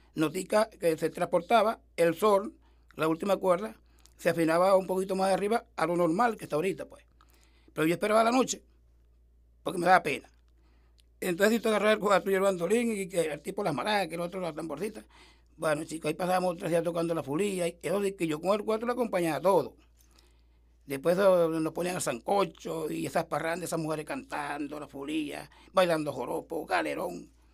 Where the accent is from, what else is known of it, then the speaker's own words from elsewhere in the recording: Piedra de Moler, near the Neverí, Comanacoa, Sucre, Venezuela; nací en la montaña del Piedra de Moler, eso queda cerca del Neverí, pertenece a Comanacoa